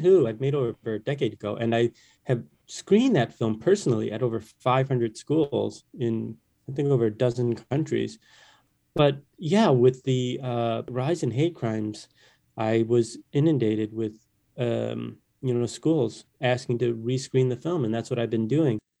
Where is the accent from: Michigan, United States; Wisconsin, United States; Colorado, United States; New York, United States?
Michigan, United States; Detroit; moved away; I grew up in Detroit